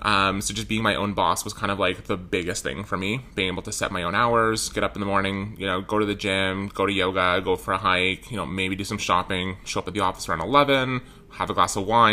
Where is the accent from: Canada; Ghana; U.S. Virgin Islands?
Canada; Richmond Hill, Ontario; I was born in Richmond Hill, just north of the city.